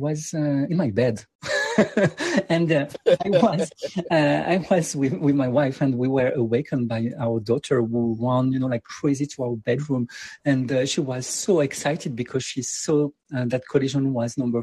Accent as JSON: {"language": "English", "country": "France", "tie": "born or raised there", "moved": "yes", "said": "I come from France, and I was raised like in a city which is like more in a suburb"}